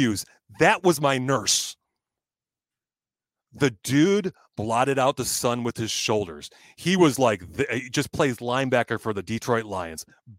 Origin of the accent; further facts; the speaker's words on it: Ireland; I'm Irish. I don't want that woman thinking of me that way ever again.